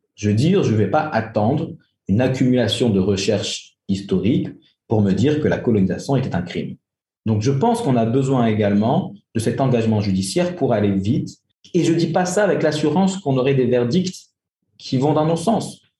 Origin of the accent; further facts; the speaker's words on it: France; moved away as an adult; now in Algeria; J'ai grandi en France je suis rentré en Algérie il y a une quinzaine d'années, mais j'ai grandi en France